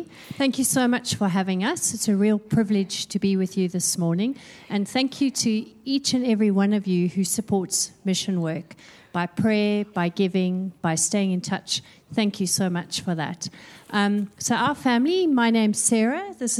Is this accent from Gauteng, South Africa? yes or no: no; Cape Town, Western Cape, South Africa; moved away as an adult; also born or lived in Malawi; now in Perth, Australia; We're originally from Cape Town in South Africa, and we've been living in Perth for the past 15 years.